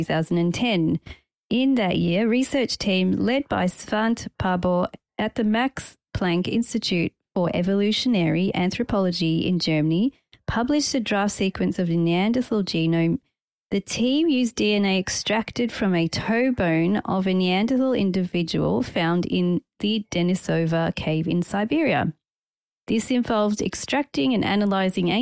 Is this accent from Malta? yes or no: yes; Malta; I come from Malta.